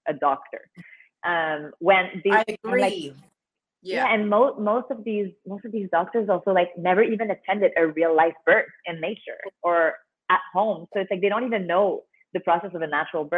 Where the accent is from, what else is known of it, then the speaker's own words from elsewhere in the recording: Canada; now in Mexico; I'm from Canada.